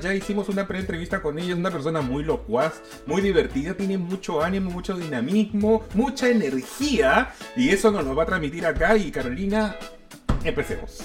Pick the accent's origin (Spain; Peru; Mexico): Peru; Lima; moved away as an adult; now in Santiago, Chile; yo soy peruano, yo viví en Lima 25 años de mi vida